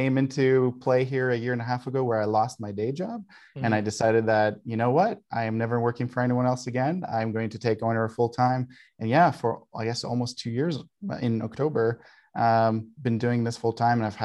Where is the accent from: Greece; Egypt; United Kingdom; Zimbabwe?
Greece; now in Calgary, Canada; Another Canadian here, even though I grew up in Greece